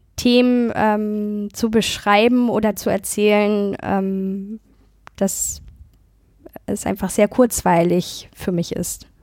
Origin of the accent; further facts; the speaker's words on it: Germany; wir in Deutschland